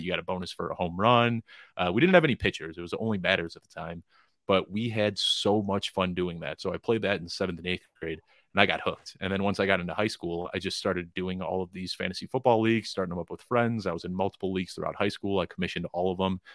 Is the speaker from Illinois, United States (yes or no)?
yes; Chicago, Illinois, United States; moved away as an adult; now in Colorado, United States; I'm from Chicago originally, but I live out in Colorado now